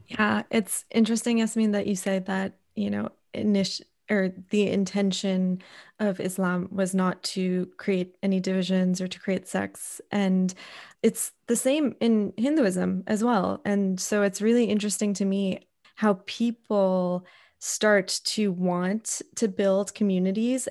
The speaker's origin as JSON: {"language": "English", "country": "United States", "tie": "born or raised there", "said": "growing up in America, not, I grew up in a primarily white community as well"}